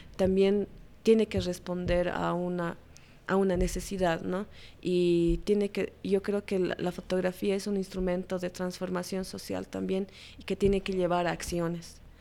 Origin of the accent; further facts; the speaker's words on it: La Paz, Bolivia; yo nací en La Paz y crecí en La Paz